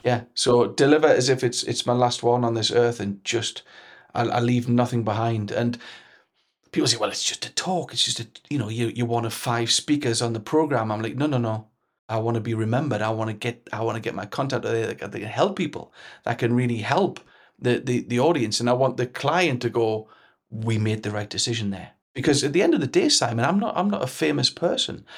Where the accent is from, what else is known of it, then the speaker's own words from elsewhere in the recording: Newcastle upon Tyne, North East England, United Kingdom; accent: Geordie; my Geordie text and type thing